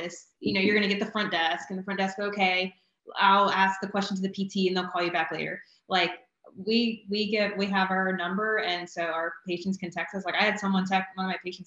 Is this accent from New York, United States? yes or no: no; Wilmington, North Carolina, United States; I'm from Wilmington originally.